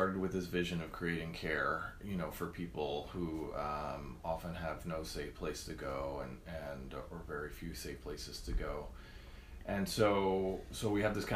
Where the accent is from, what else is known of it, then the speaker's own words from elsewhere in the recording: New York, United States; moved away as an adult; also born or lived in California; now in Bloomington, Indiana, United States; I grew up in New York State and lived there for all of my childhood